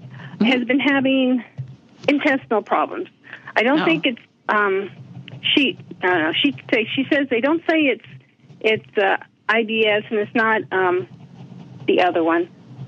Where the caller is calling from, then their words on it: Indiana, United States; I'm calling from Indiana.